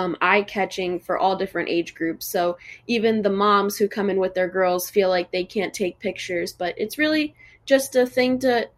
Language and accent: English; Fort Myers, Florida, United States; also born or lived in Miami, Florida; I've lived in Fort Myers for most of my life since I was 7 years old